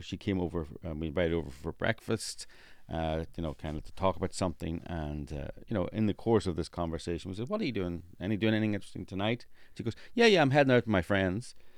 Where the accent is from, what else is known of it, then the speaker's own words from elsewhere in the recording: Northern Ireland, United Kingdom; moved away; I'm from Northern Ireland